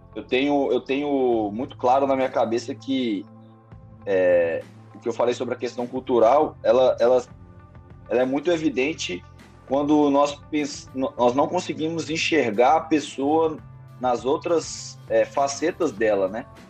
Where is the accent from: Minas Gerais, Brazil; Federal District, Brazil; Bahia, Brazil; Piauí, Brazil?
Minas Gerais, Brazil; Belo Horizonte; now in Ribeirão Preto, Brazil; Sou Belo Horizontino, é, nascido e criado em Belo Horizonte, Minas Gerais